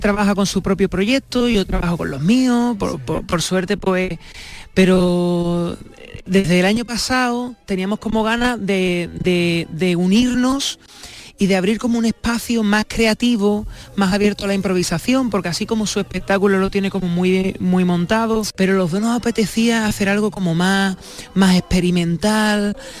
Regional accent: San Fernando, Andalusia, Spain; yo soy de San Fernando

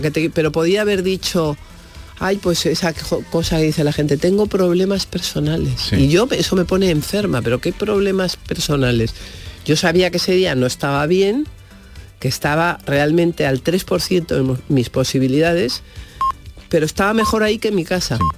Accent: Madrid, Community of Madrid, Spain; en Madrid yo vivía la casa más moderna de Madrid

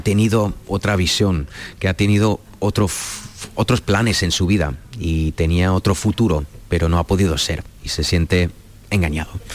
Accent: Cologne, North Rhine-Westphalia, Germany; Spanish is a second language; now in Berlin, Germany; yo soy de Colonia

